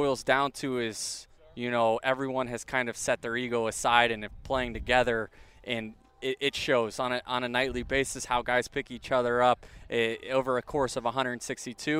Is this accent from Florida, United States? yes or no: yes; Tampa Bay area, Florida, United States; I grew up 20 minutes from there, and now to be able to say that I play Major League Baseball in my hometown for the team I grew up rooting for